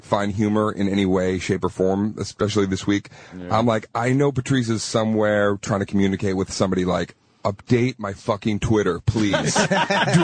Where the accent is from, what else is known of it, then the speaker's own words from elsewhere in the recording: Arlington, Massachusetts, United States; I'm from Arlington, Massachusetts.